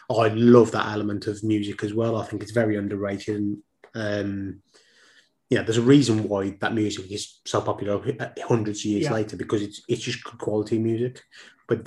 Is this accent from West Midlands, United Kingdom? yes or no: yes; Tipton, West Midlands, United Kingdom; I grew up in Tipton